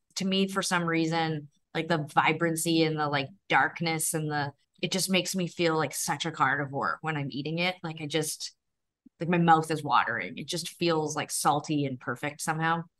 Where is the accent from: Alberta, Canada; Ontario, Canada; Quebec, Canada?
Alberta, Canada; Calgary; growing up in Calgary in the nineteen nineties